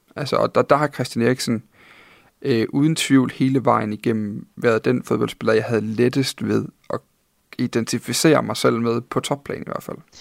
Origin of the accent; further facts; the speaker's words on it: Funen, a little south of Odense, Southern Denmark, Denmark; jeg er født på Fyn. Lidt syd for Odense